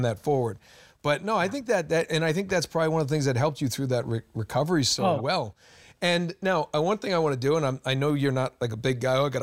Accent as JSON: {"language": "English", "region": "New England", "country": "United States", "said": "I'm from New England."}